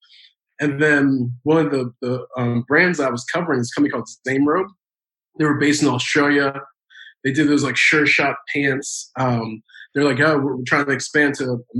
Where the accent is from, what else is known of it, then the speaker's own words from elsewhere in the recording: Maryland, United States; moved away as an adult; now in Los Angeles, United States; I'm originally from Maryland